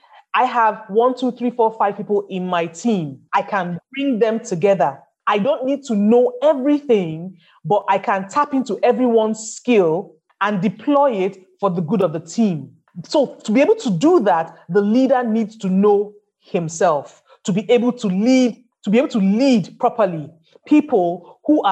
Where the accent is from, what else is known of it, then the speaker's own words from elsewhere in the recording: Nigeria; I live in Nigeria. I'm Nigerian